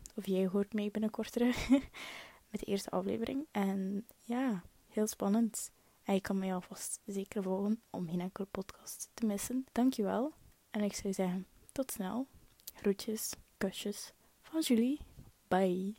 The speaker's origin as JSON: {"language": "Dutch", "area": "Hulste", "region": "West Flanders", "country": "Belgium", "accent": "West Flemish", "said": "ik ben afkomstig van Hullegem. Hullegem dat ligt eigenlijk een beetje langs de kanten van Kortrijk, West-Vlaanderen. Dat zal je waarschijnlijk wel nog beginnen horen aan mijn West-Vlaams accent"}